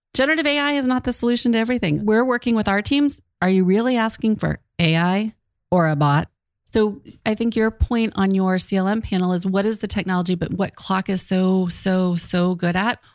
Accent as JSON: {"language": "English", "country": "United States", "said": "I'm the American."}